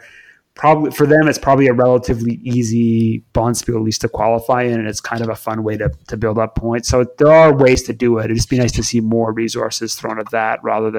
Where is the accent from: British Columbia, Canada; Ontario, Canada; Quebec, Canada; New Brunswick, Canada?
Quebec, Canada; So I was born in Quebec